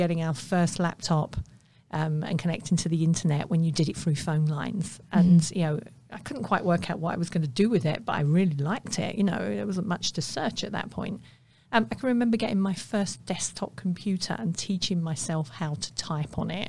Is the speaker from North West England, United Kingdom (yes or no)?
no; London, United Kingdom; I grew up in the East End of London